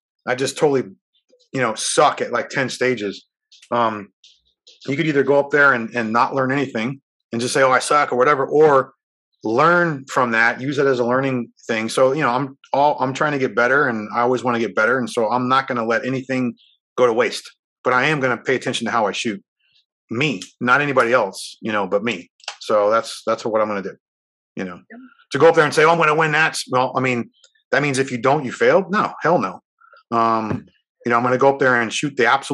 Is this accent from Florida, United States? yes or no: yes; Miami, Florida, United States; I was born and raised in Miami. I still live down here.